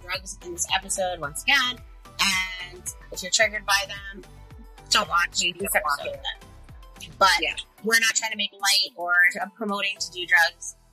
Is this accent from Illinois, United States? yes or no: no; New York, United States; moved away; It's a little different to where we're from New York. So like, we would go into New York City